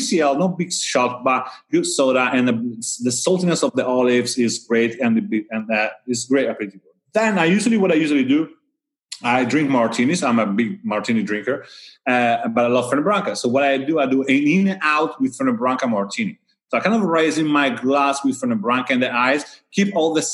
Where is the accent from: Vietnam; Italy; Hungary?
Italy; Sardinia; moved away; I come from Sardinia